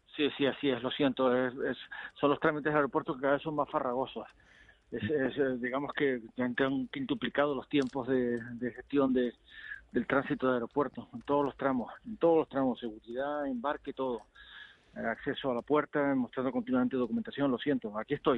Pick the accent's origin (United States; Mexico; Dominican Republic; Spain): Spain; Canary Islands; Ayer estaba en Canarias, es mi tierra